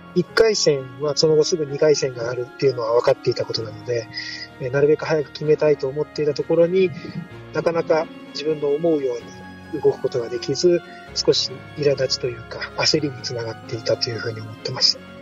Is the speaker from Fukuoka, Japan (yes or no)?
yes; Fukuoka, Japan; 地元の福岡教育大学